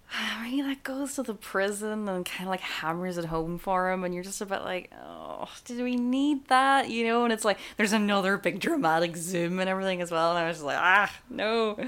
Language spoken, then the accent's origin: English; Ireland; as Irish people